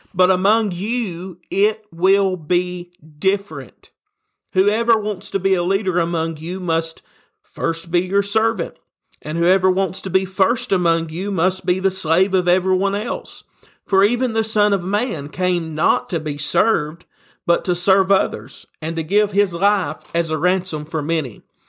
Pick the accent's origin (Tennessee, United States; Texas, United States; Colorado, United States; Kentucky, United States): Tennessee, United States; a preacher from Tennessee, and you can probably tell that by my accent that you're hearing right now